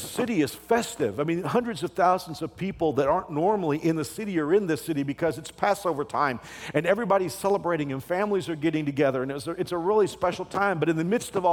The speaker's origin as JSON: {"language": "English", "region": "Texas", "country": "United States", "tie": "born or raised there", "also_born_or_lived": "Houston", "moved": "yes", "said": "I grew up in Texas"}